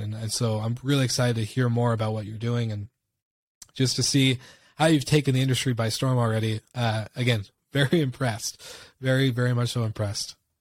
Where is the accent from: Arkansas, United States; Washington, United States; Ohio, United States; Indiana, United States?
Washington, United States; moved away; back in my hometown in Washington State